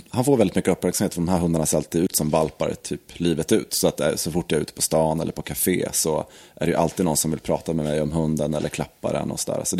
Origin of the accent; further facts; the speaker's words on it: Sweden; Ja, som svensk.